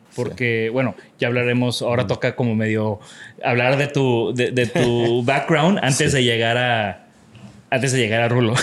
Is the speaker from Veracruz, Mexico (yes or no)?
no; Tampico, Tamaulipas, Mexico; moved away; yo vengo de Tampico